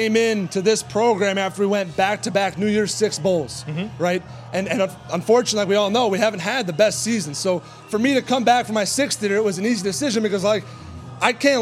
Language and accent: English; Sun Prairie, Wisconsin, United States; I'm a local Madison kid. I'm from Sun Prairie